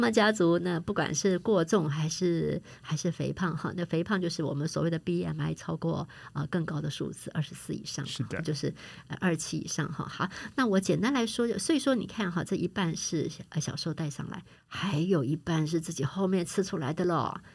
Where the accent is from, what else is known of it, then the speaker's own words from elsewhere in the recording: Taiwan; 我们台湾人